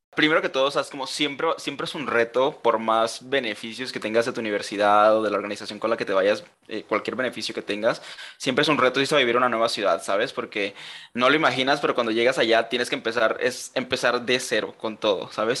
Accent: Colombia; also born or lived in Germany; soy colombiano, aunque no parezca

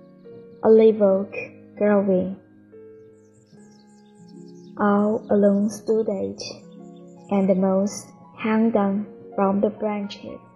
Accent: Changchun, Jilin, China; 我是来自长春的一名乡村英语教师，

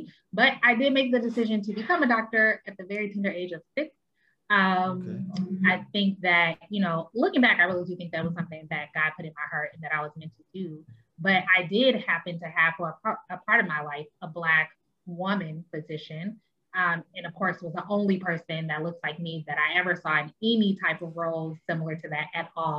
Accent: Chicago, Illinois, United States; also born or lived in Washington, D.C. area; now in Washington D.C. area, United States; I'm originally from Chicago, Illinois, but I now reside in the Washington metro area in northern Springfield.

